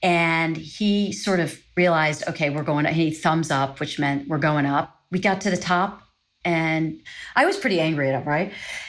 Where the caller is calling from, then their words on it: Arlington, Virginia, United States; I'm calling from Arlington, Virginia.